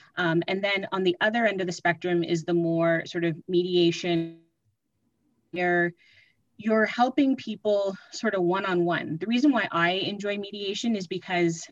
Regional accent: Mississauga, Ontario, Canada; moved away as an adult; now in Ottawa, Canada; I am originally from Mississauga, and I moved to Ottawa to attend law school

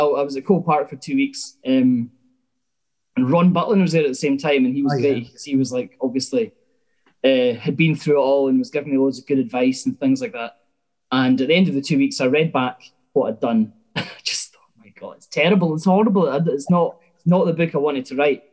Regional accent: Glenrothes, Scotland, United Kingdom; I'm from Glenrothes in Fife

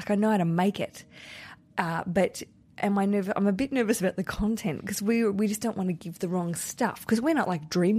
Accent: Australia; accent: Australian; my Australian accent

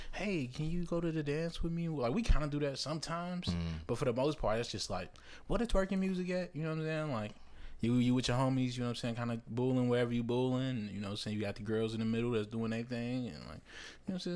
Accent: Chicago, Illinois, United States; Taylor Day preschool on 87th, right off Loomis, because you know I'm from Troop Street

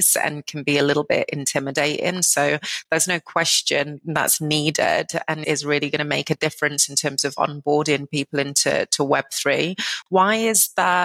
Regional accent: United Kingdom; now in United States; a Brit living in the United States

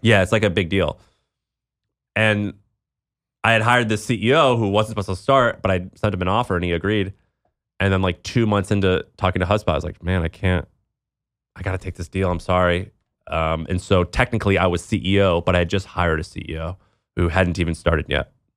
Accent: Midwest, United States; growing up in the Midwest

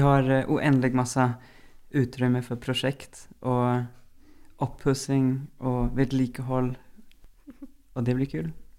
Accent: Germany; also born or lived in Sweden; now in Norway; jeg er opprinnelig fra Tyskland. Har lenge bodd i Sverige

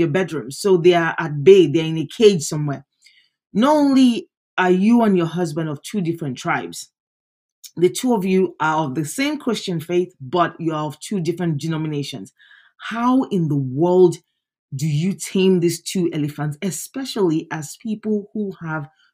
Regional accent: Nigeria; I'm Nigerian

